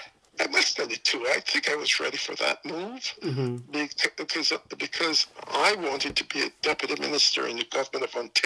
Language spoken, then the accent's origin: English; England, United Kingdom; moved away as an adult; also born or lived in Jamaica; now in Canada; My mother took the opportunity to go to England, and she took me and my brother with her. And so we grew up essentially in England, although I still have a lot of friends and distant cousins still in Jamaica.